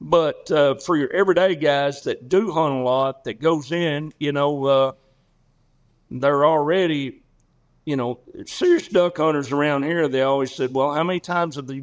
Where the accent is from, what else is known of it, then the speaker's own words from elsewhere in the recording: Arkansas, United States; I'm from Arkansas